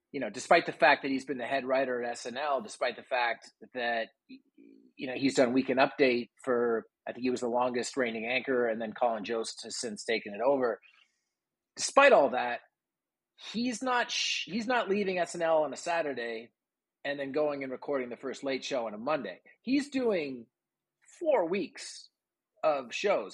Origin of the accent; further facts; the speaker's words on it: Toronto, Ontario, Canada; now in Austin, United States; I was from Toronto